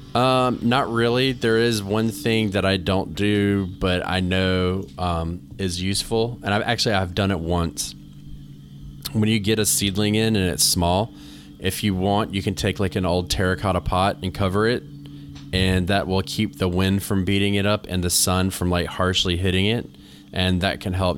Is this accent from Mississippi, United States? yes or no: no; North Carolina, United States; moved away as an adult; now in New England, United States; I'm from North Carolina